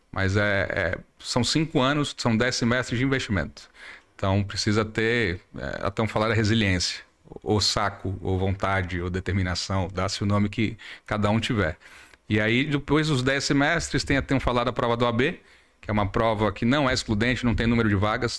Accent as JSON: {"language": "Portuguese", "town": "Salvador", "region": "Bahia", "country": "Brazil", "tie": "born or raised there", "also_born_or_lived": "São Paulo", "moved": "as an adult", "lives_now": "Manaus, Brazil", "said": "nasci em São Paulo, cresci em Salvador, estou em Manaus desde 2010"}